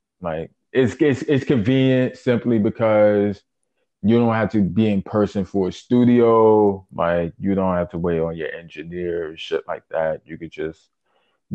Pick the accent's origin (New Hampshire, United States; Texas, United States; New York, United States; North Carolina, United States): New York, United States; New York City; born and raised in Brooklyn, New York. Shout out Bushwick, shout out Canarsie